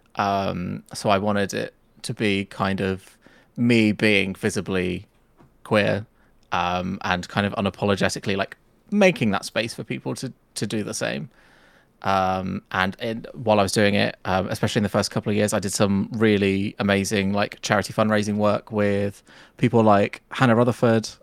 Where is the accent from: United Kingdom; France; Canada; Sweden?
United Kingdom; Nuneaton, West Midlands; I'm from a small town called Nuneaton in, uh, the Midlands of, uh, the U K